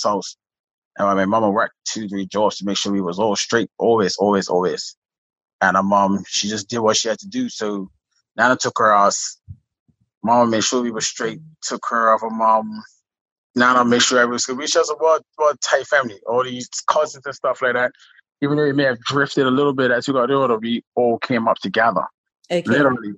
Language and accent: English; Pembroke, Bermuda; now in Southampton, Bermuda; I am from Bottom Road, Middletown, and Pembroke. They call it the ghetto.